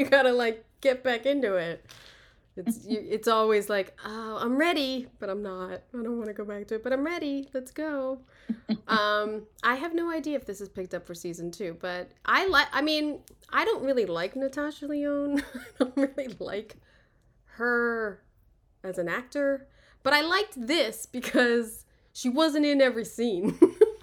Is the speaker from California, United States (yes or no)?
no; Philadelphia, Pennsylvania, United States; moved away; I'm from Philly.